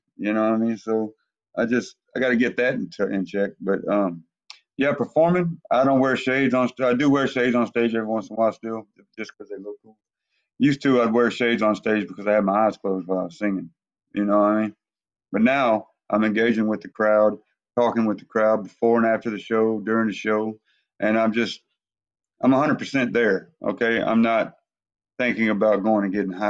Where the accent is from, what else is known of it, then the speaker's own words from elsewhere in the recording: Grand Prairie, Texas, United States; my hometown, Grand Prairie, Texas.